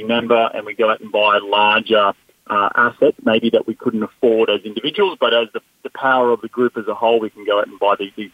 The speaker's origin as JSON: {"language": "English", "country": "Australia", "moved": "as an adult", "lives_now": "United States", "said": "I'm not originally from America. I'm from down under, and I moved to the United States about 7 years ago"}